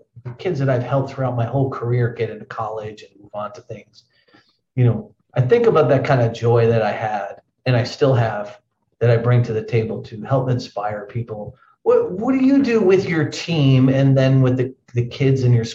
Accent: Connecticut, United States; I grew up in a very small town in Connecticut

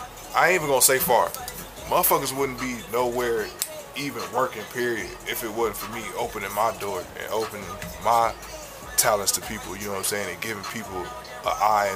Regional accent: Peoria, Illinois, United States; No matter where I go or where I'm at, like, I'm still from Peoria, Illinois.

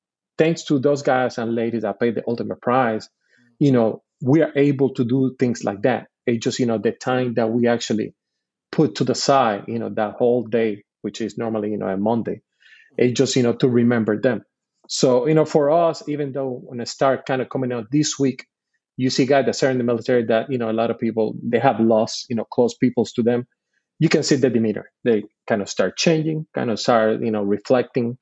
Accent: Puerto Rico; moved away as an adult; I'm born and raised in Puerto Rico. I did all my schooling from kindergarten all the way to my second year in college in Puerto Rico.

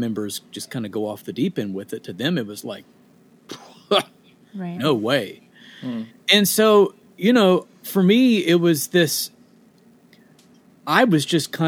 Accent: Boonville, Indiana, United States; moved away as an adult; also born or lived in Evansville, Indiana; now in Nashville, United States; Raised in a small town just outside of Evansville, Indiana, called Boonville, Indiana.

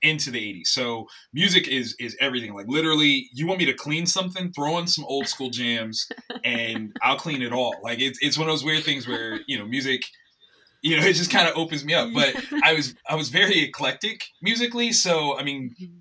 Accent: Columbus, Ohio, United States; I'm born and raised in Columbus, Ohio

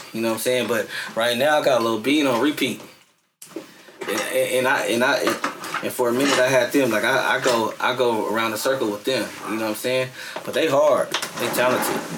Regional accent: San Francisco, California, United States; I'm from Fillmore

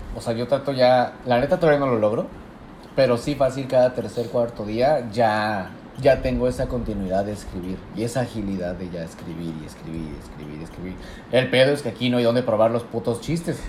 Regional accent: Puebla, Mexico; moved away as an adult; now in Cabo San Lucas, Mexico; yo que vengo de Puebla

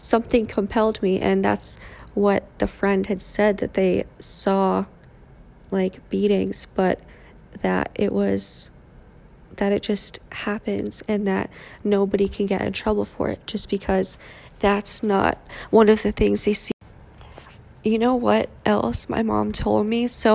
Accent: Cheshire, Connecticut, United States; when I went to school where they spoke English, obviously, Highland School in Cheshire, Connecticut, I stopped speaking Vietnamese as often.

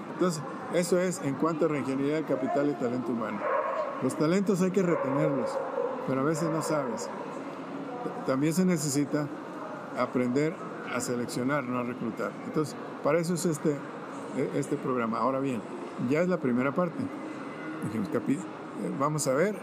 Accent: Zacualco de Torres, Jalisco, Mexico; moved away; also born or lived in Monterrey, Nuevo León / San José, California; nací en un pueblo tan precioso que se llama Zacualco de Torres, a 72 kilómetros de Guadalajara.

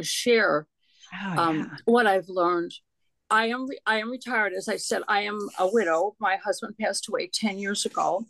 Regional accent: Chicago, Illinois, United States; now in Germantown, Maryland, United States; I grew up in Illinois

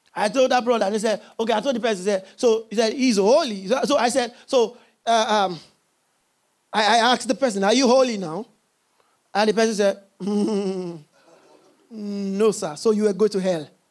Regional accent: Nigeria; I'm a Nigerian

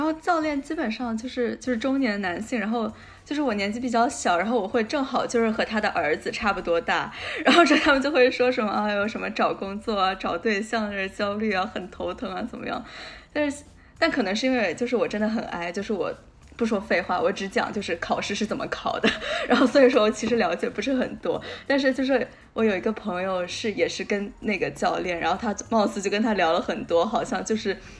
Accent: Guangdong, China; moved away; 毕竟我就是广东人

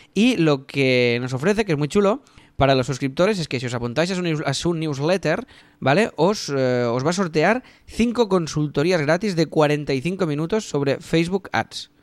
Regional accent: Catalonia, Spain; somos catalanes

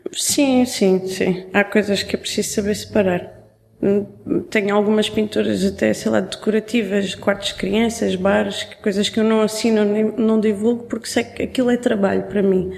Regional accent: Algarve, Portugal; eu cresci no Algarve

